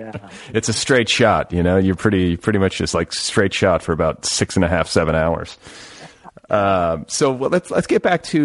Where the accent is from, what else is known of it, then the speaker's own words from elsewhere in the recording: Milwaukee and Indiana, Midwest, United States; also born or lived in San Francisco, California / Colorado; I was born in Milwaukee. So I kind of split my childhood between Milwaukee and Indiana, 8 years in each place. So first half would be Milwaukee, and then there was like a 2 year interlude where we lived out in San Francisco. And then we went back to Milwaukee, and then we went to Indiana